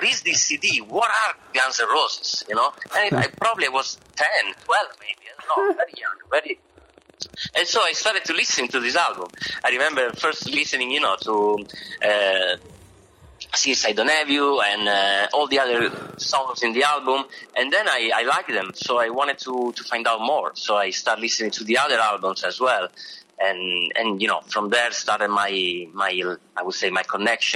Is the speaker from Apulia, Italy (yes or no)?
no; near Bologna, Emilia-Romagna, Italy; moved away as an adult; now in New York, United States; I grew up near Bologna, which is in Emilia-Romagna